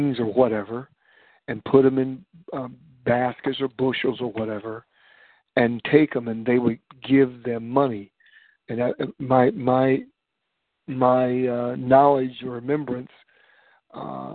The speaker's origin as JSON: {"language": "English", "town": "Warren", "region": "Ohio", "country": "United States", "tie": "born or raised there", "said": "when I was growing up in Warren, Ohio"}